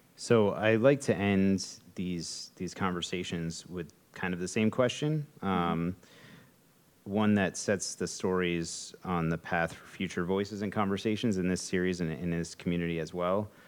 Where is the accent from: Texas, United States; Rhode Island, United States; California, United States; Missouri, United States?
Rhode Island, United States; Westerly; I grew up in Westerly. You know, I went to school in Westerly. I was born in Westerly